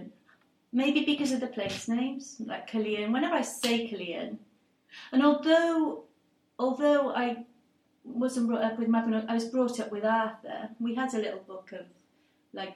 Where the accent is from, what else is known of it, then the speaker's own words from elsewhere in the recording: Cardiff, Wales, United Kingdom; first language English; I'm a Welsh person, Cardiff, born and bred. English is my first language